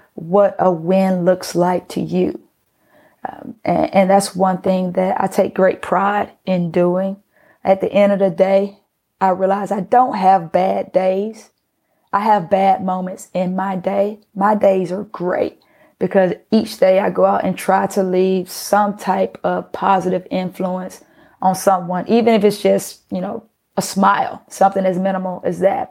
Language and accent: English; Atlanta, Georgia, United States; also born or lived in Pittsburgh; being that I was from Atlanta